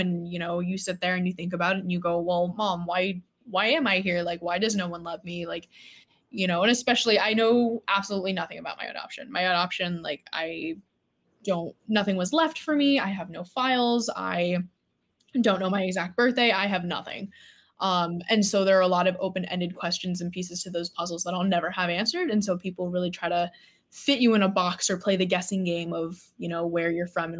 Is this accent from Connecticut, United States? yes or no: no; Melbourne, Florida, United States; moved away as an adult; also born or lived in Anhui, China; now in Boston, United States; Growing up in Florida